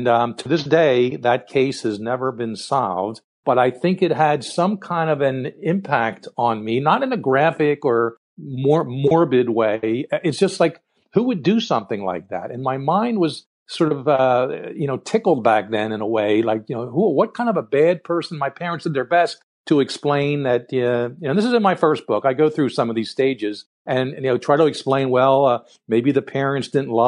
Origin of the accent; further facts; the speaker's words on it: Philadelphia, Pennsylvania, United States; I grew up in Philadelphia